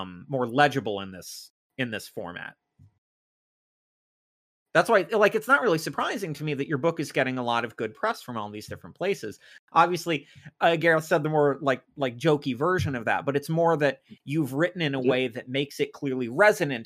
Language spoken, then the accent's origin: English; United States; I'm American